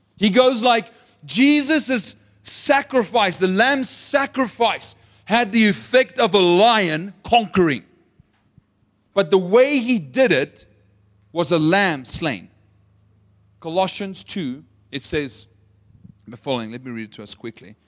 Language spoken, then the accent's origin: English; Potchefstroom, North West, South Africa; accent: South African; moved away; I'm from Potchefstroom